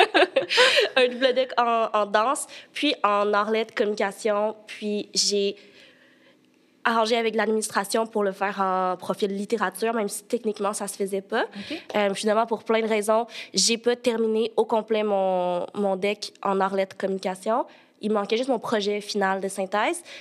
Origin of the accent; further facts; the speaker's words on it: Sherbrooke, Quebec, Canada; moved away as an adult; also born or lived in China; now in Montreal, Canada; moi, je suis née en Chine, puis j'ai été adoptée à l'âge de 8 mois. Puis mes parents adoptifs euh, viennent de Sherbrooke, donc j'ai grandi toute ma vie, j'ai été à Sherbrooke